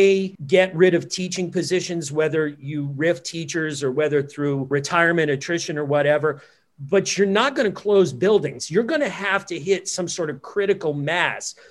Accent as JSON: {"language": "English", "region": "New Jersey", "country": "United States", "tie": "born or raised there", "said": "my home state, New Jersey"}